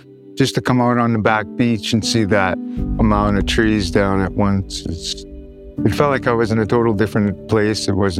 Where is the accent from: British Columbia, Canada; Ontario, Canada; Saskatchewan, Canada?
British Columbia, Canada; Skidegate; I'm from Skinnigit. … which means wolfman in English translation.